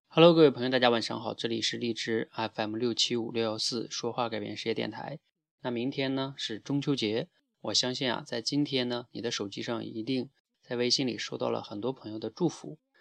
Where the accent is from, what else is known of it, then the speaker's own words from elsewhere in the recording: Northeast China, China; 在我们东北这边